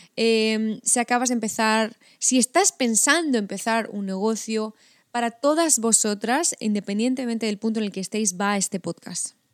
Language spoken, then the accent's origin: Spanish; Spain; La mayoría somos españolas